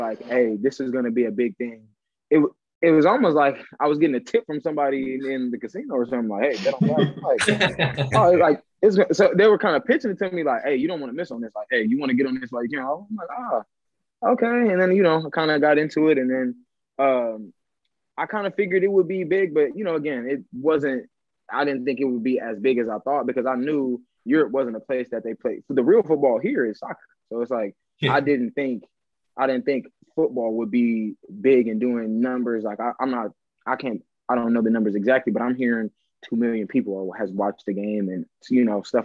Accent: Los Angeles, California, United States; moved away as an adult; now in Germany; I'm from Los Angeles, so it's like I'm from one of the greatest places in the world if you let me tell it

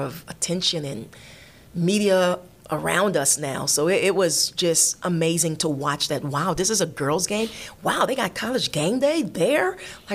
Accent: Miami, Florida, United States; moved away as an adult; I'm from Miami

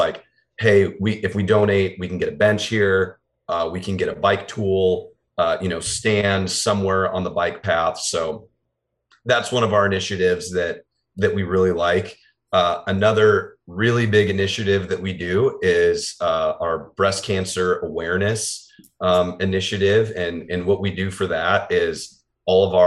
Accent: Des Moines, Iowa, United States; I was born and raised in Des Moines

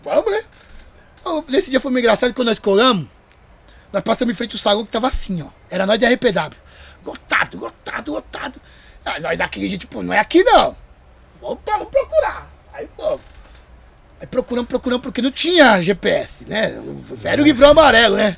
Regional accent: Carapicuíba, São Paulo, Brazil; o pessoal da minha quebrada em Carapicuíba

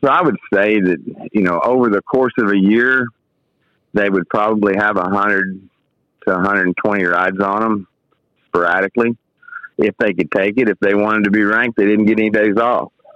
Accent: Fort Worth, Texas, United States; moved away as an adult; also born or lived in Osage County, Oklahoma; I grew up in the Fort Worth area.

